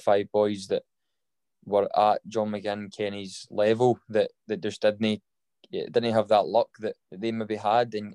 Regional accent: Kilwinning, Scotland, United Kingdom; I'm originally from Kilwinnan in Ayrshire, so I played with the kind of Kilwinnan boys club teams

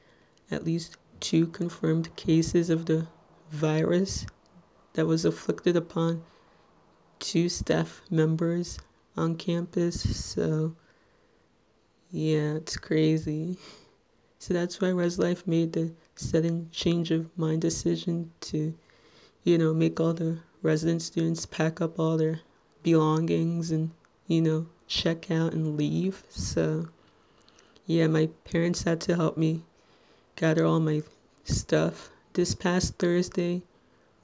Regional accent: Little Ferry, New Jersey, United States; I'm from Little Ferry, New Jersey, which, if you're not familiar with, it's in Bergen County, the neighboring town between Hackensack and Teaneck

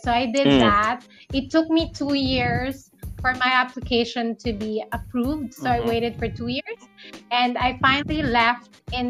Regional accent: Philippines; moved away as an adult; also born or lived in Saskatchewan, Canada; now in Canada

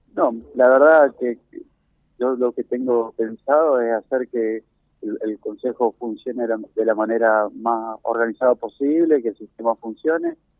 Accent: Argentina; nosotros somos argentinos

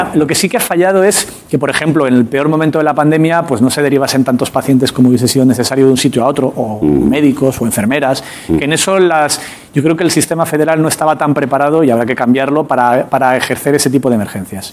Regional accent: Castile and León, Spain; Castilla y León, que es mi tierra

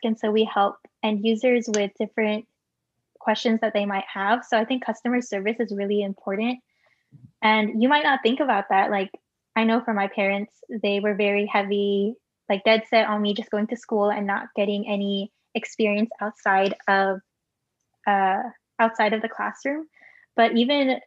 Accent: Bay Area, California, United States; I am a second generation Filipino American born and raised in the Bay Area.

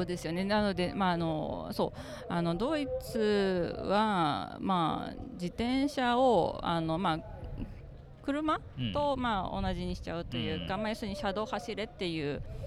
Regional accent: Uji, Kyoto, Japan; moved away as an adult; also born or lived in Offenbach am Main, Germany; now in Germany; 京都の宇治市です。

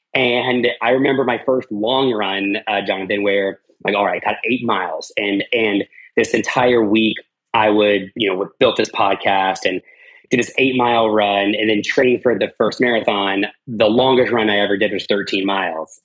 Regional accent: Arvada, Colorado, United States; I lived, I grew up in Arvada, so between Denver and Boulder

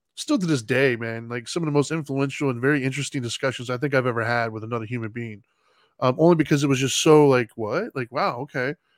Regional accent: United States; I'm an American standing in an American country where we're mostly Christian

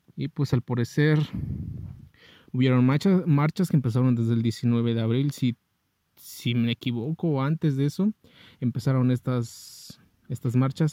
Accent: Mexico; estamos solos como ciudadanos mexicanos

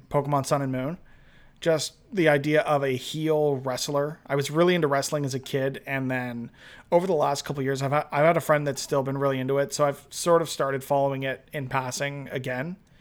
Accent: Toronto, Ontario, Canada; all twenty-eight years of my existence I've lived in Toronto.

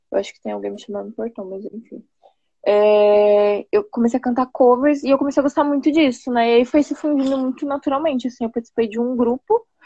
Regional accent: São Paulo, Brazil; also born or lived in Poá; eu sou da Zona Leste de São Paulo, mano, tipo, extremo, extremo, eu moro numa cidade chamada Poá

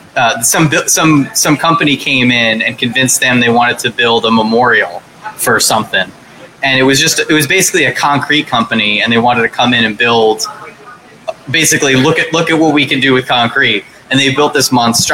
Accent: Highlands, New Jersey, United States; the Chubby Pickle in, in Highlands, my hometown.

